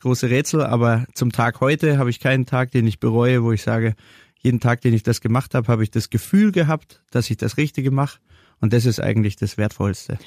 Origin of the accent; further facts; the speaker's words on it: Munich, Bavaria, Germany; als gebürtiger Münchner hier in München eine Kaffeerösterei zu machen